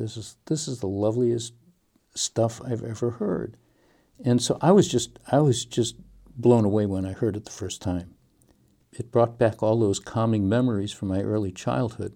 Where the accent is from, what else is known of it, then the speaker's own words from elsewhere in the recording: Detroit, Michigan, United States; I grew up in Detroit